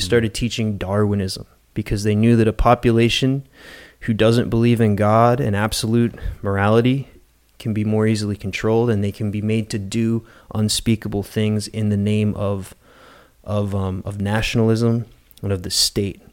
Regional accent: West Virginia, United States; now in Naples, United States; I'm from West Virginia originally

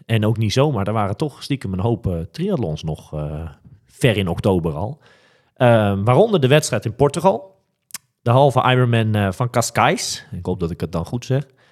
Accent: Netherlands; wij als Nederlanders

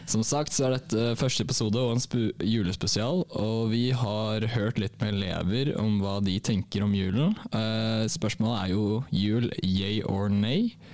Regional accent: Bardufoss, Troms, Norway; For det første så bor jeg ikke i Tromsø. Jeg, eh, jeg kommer fra Bardufoss.

